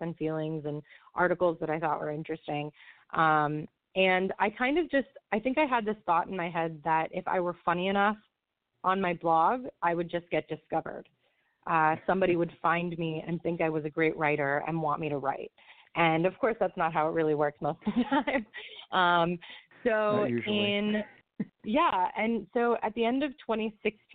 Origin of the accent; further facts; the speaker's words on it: just outside of Tampa Bay, Florida, United States; moved away as an adult; also born or lived in New York; now in Brooklyn, New York, United States; I was born and raised in Florida. I grew up in Florida, just outside of Tampa Bay